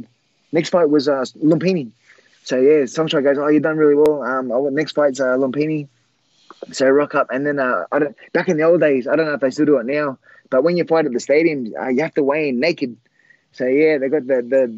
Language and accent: English; Australia; I'm from Australia